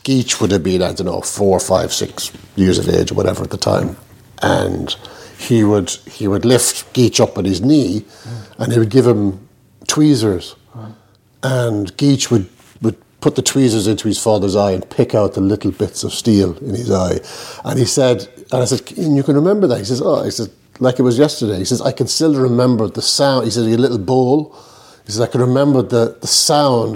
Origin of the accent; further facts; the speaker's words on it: Ireland; maybe I was Irish. I'm Irish. I haven't changed my nationality just yet